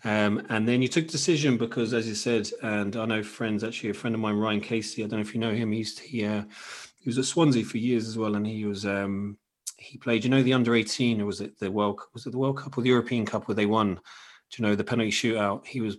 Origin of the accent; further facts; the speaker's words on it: Munster, Ireland; growing up in Kerry, and I suppose people who are listening from Ireland as well